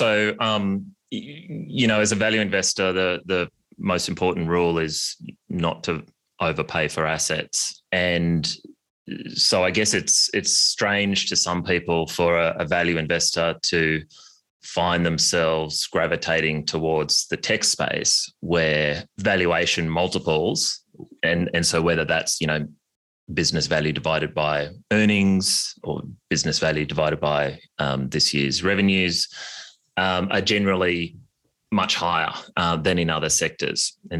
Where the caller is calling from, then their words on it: New York, United States; I'm joining from the New York winter and very jealous of your Australian summer.